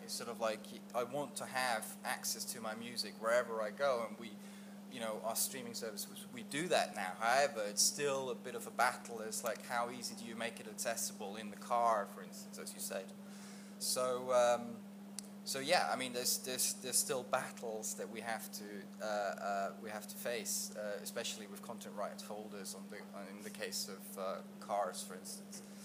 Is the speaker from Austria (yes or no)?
yes; Austria; I'm from Austria